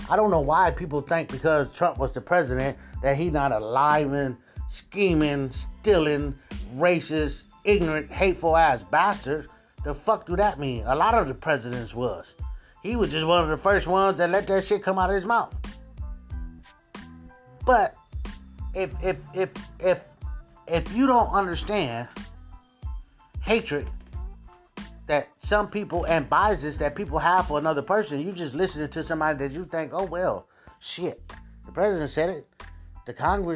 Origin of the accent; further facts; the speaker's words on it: United States; we are one of the most religious countries